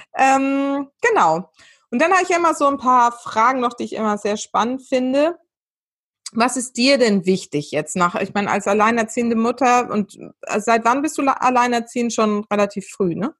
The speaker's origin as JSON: {"language": "German", "town": "Weinheim", "region": "Baden-Württemberg", "country": "Germany", "tie": "born or raised there", "also_born_or_lived": "Mannheim", "said": "also ich bin ja geboren in Mannheim, aufgewachsen, aufgewachsen in der Nähe, also zwischen Mannheim und Heidelberg in, bei Weinheim"}